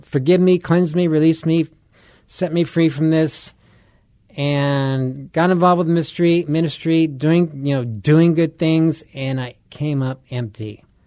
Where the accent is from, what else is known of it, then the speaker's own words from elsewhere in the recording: Southern California, United States; moved away as an adult; also born or lived in Colorado; I grew up in Southern California, so this is old stomping grounds here